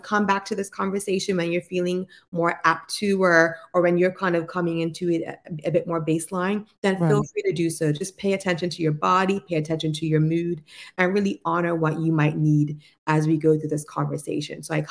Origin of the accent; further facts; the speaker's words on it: Bermuda; also born or lived in United States; I'm born in the beautiful island of Bermuda. So I'm a Bermuda-based clinician that was trained in the U.S.